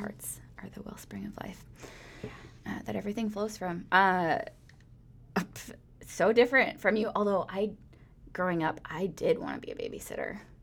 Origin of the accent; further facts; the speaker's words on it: Phillips, Wisconsin, United States; also born or lived in Woodruff, Wisconsin; my family moved to Phillips, Wisconsin. So, uh, that is a very small town up in the middle of nowhere. There are lots of beautiful lakes there, though.